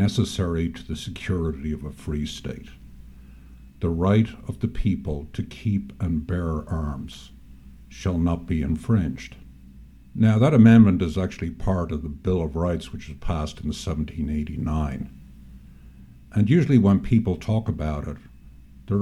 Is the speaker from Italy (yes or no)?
no; Ireland; also born or lived in New York State; now in New York, United States; I grew up in Ireland, in a house with a gun